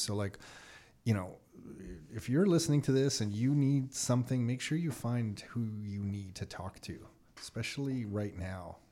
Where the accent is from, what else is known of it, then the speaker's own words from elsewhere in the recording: Mississauga, Ontario, Canada; also born or lived in Toronto; grew up Burnhamthorpe and Dixie